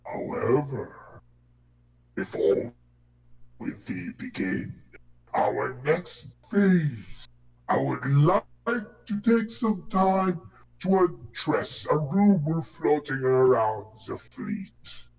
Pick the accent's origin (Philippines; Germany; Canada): Philippines; Race war. We're Filipino. We're kind of between